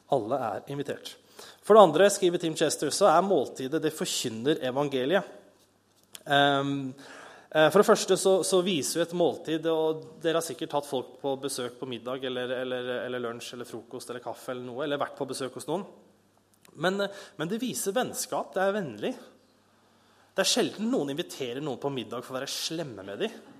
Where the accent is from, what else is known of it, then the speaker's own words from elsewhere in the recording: Bærum, Akershus, Norway; moved away; also born or lived in Kristiansand; jeg er fra Bærum